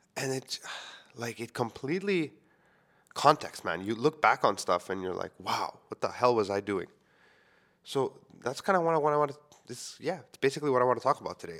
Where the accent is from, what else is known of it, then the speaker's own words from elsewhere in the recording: Montreal, Quebec, Canada; I grew up within the Greek community in Montreal